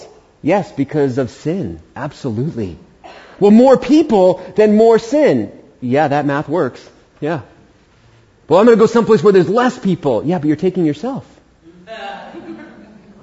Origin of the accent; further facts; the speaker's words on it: New York City, New York, United States; moved away as an adult; also born or lived in Prescott, Arizona; now in Humboldt County, United States; I was born in Queens, New York